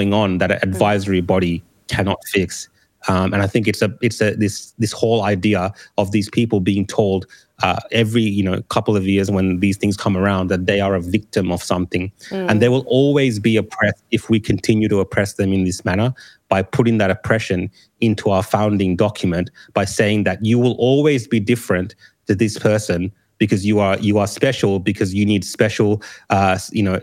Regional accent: Australia; also born or lived in Sri Lanka; As a Australian of Sri Lankan heritage

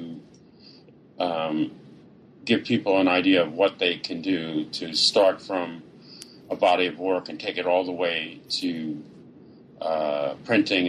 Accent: New York, United States; being a New Yorker all my life

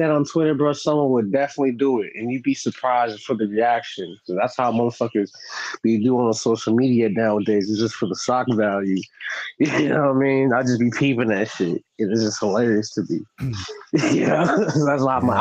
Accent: San Diego, California, United States; also born or lived in Brooklyn, New York; I'm from San Diego

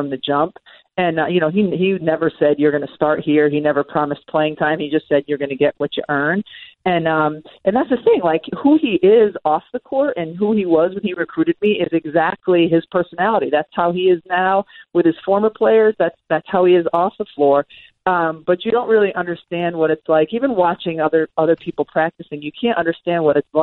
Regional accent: Massachusetts, United States; I grew up in Massachusetts, but right on the border of Connecticut

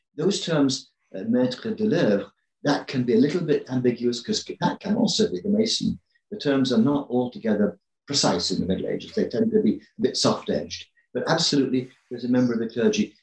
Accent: England, United Kingdom; I grew up in England

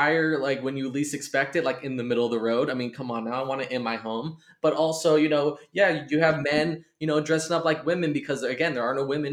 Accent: California, United States; now in East Coast, United States; growing up in California, I mean, I had the Bay Area, I had

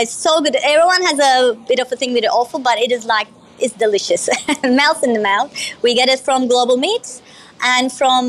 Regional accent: Izmir, Turkey; Well, I was born in Izmir, but my dad is Libyan. So I have a little bit of Middle Eastern in me as well, Libyan. So we grew up Izmir.

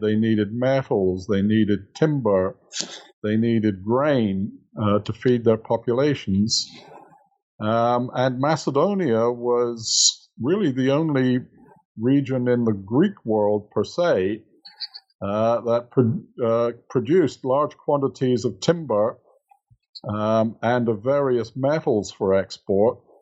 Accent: England, United Kingdom; moved away as an adult; now in United States; I'm originally from England, but have been living in the United States since 1980

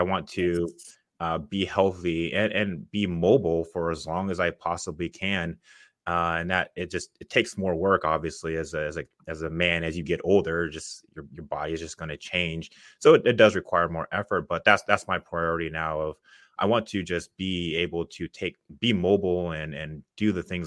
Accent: Seattle, Washington, United States; moved away as an adult; now in Dallas, United States; I'm from originally from Seattle, Washington.

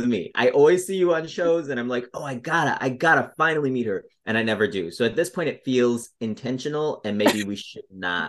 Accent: Denver, Colorado, United States; moved away as an adult; also born or lived in Chicago; now in Los Angeles, United States; Well, I was born in Colorado. I was born in Denver. And then I was doing improv and sketch stuff in Denver.

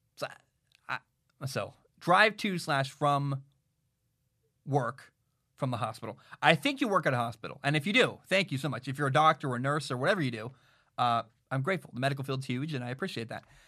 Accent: Portland, Oregon, United States; I live in the Portland, Oregon area

